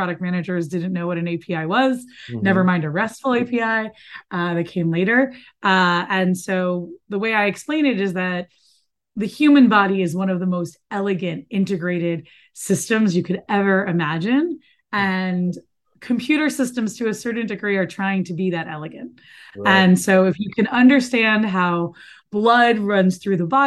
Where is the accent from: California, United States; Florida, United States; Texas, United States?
Florida, United States; Miami; moved away; also born or lived in New York; I grew up in Miami, Florida, where I currently live after 20 years of not living here